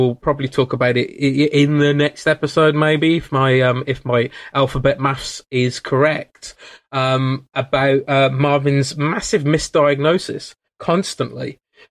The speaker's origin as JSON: {"language": "English", "region": "England", "country": "United Kingdom", "said": "as English people"}